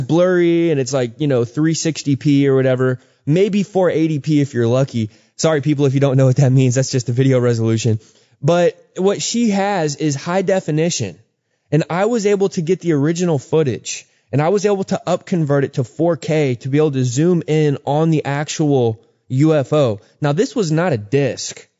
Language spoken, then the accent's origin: English; Texas, United States; now in Georgia, United States; I grew up in Texas